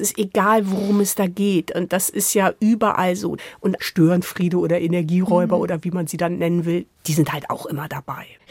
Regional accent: Hamburg, Germany; moved away; Also ich komme ja aus Hamburg

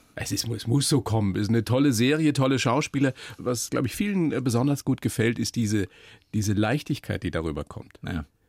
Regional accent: Bavaria, Germany; wir Bayern

